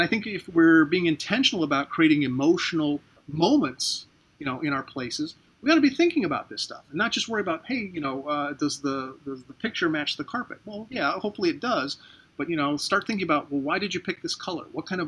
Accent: St. Petersburg, Florida, United States; Of course, I love my hometown. I live in St. Petersburg, Florida. It's a beautiful city.

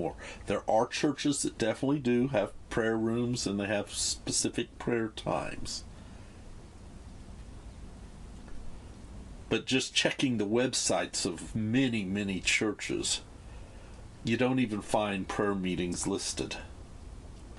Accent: United States; moved away; in my home country

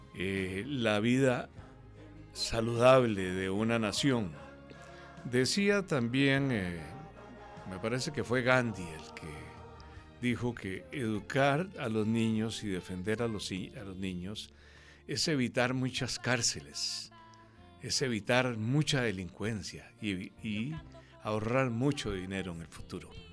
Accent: Cartago, Costa Rica; Yo nací en Cartago un 28 de marzo de 1950.

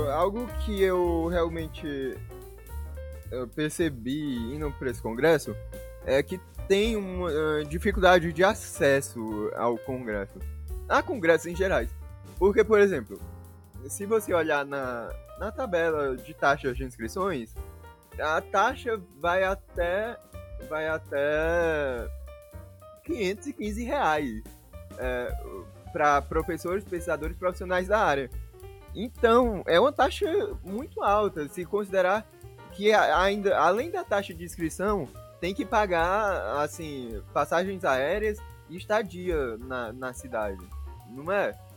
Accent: Northeast Region, Brazil; eu, como um bom nordestino

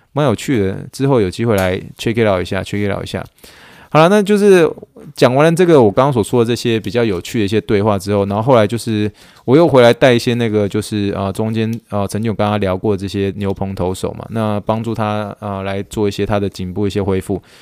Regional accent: Taiwan; moved away as an adult; now in United States; 土生土长的一个台湾长

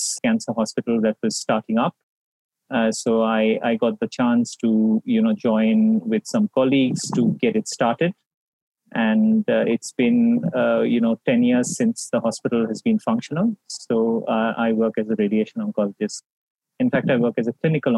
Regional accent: Kolkata, West Bengal, India; also born or lived in Chandigarh / Mumbai / Toronto; I am from Kolkata. I'm one of those few people who have the privilege of coming back home and working from home. I grew up in Kolkata.

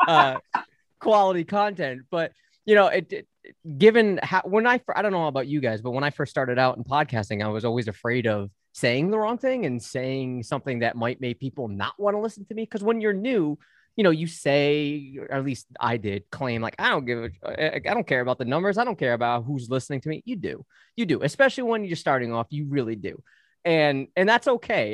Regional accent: United States; I'm an American

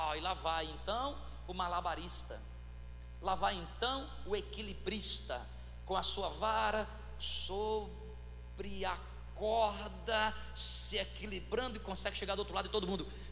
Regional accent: Fortaleza, Ceará, Brazil; eu sou cearense nasci em Fortaleza, mas a minha mãe é do interior

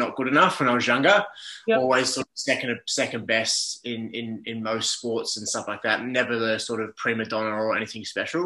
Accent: Melbourne, Victoria, Australia; now in Gold Coast, Australia; I'm currently based up in the Gold Coast. So I'm originally from Melbourne

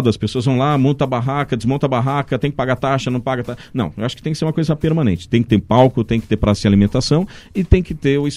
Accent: São Paulo, Brazil; Então, como eu sou de São Paulo, eu uhum. vejo muita gente sai, se deslocando de São Paulo até Valinhos

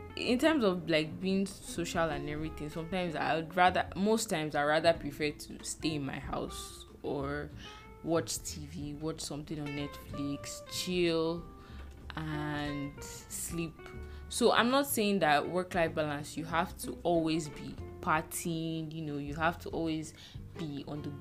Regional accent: Nigeria; now in Lagos, Nigeria; as a Nigerian working 9 to 5 in Nigeria

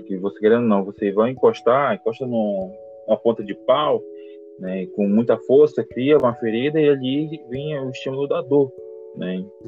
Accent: Manaus, Amazonas, Brazil; moved away as an adult; sou natural de Manaus, Amazonas

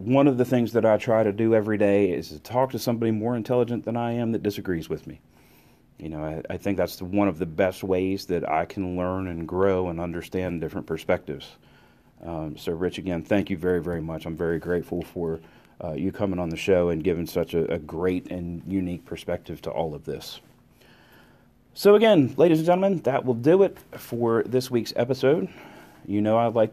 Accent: United States; I'm an American

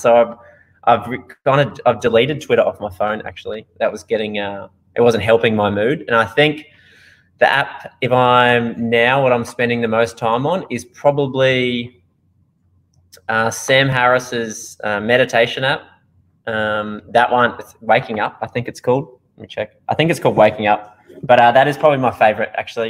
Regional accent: Australia; accent: Australian; now in Netherlands; I'm from Australia originally

